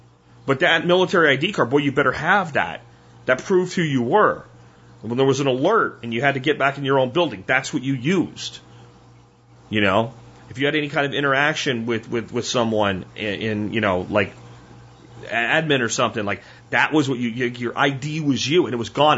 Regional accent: Pennsylvania, United States; now in North Texas, United States; I decided that it was time to look beyond the small town where I grew up in Pennsylvania, and I came here to North Texas

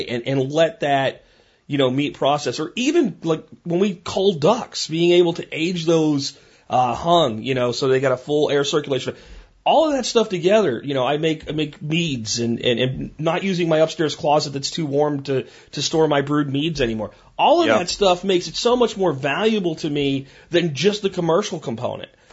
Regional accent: Pennsylvania, United States; moved away; I grew up in Pennsylvania

